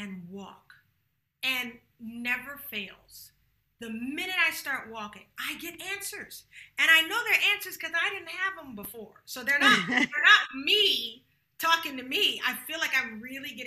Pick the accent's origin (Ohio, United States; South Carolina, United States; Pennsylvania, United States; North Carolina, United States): South Carolina, United States; Charleston; moved away; I'm from Charleston, South Carolina